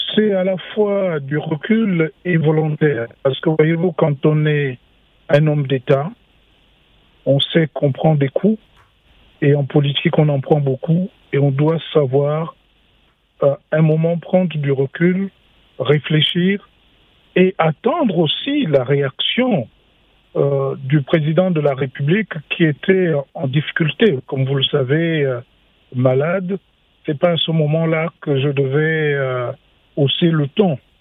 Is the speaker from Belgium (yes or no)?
no; Gabon; je suis gabonais, j'ai été faire des études payées par le Gabon pour que je travaille pour mon pays